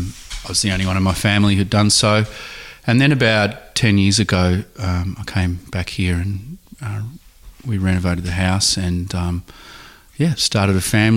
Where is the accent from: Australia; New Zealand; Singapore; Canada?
Australia; Langwarrin, Victoria; I grew up in Langwarrin, about 20 minutes from here.